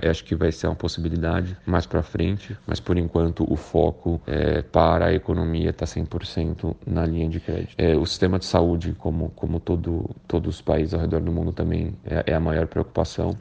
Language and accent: Portuguese; Brazil; moved away as an adult; now in Portugal; eu sou brasileiro, mas eu moro em Portugal há um ano e três meses